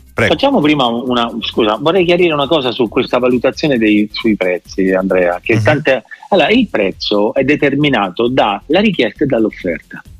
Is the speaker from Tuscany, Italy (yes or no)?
no; Rome, Lazio, Italy; sono romano e ho giocato tanti anni a Roma